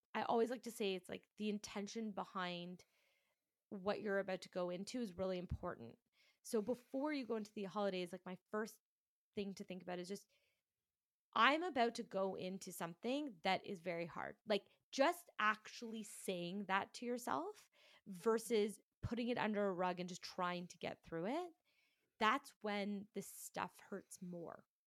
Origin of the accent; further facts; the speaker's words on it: Toronto, Ontario, Canada; I am from Toronto, Canada.